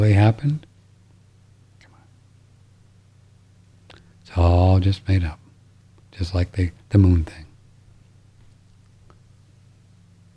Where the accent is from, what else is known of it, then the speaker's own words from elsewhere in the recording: St. Louis, Missouri, United States; And I grew up in St. Louis listening to Harry Carey.